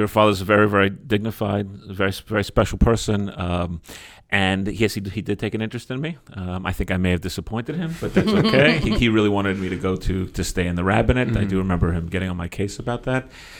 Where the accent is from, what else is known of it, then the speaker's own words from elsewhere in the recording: New York City, New York, United States; we grew up in Queens together. He's a Forest Hills boy. I was a Kew Garden Hills guy.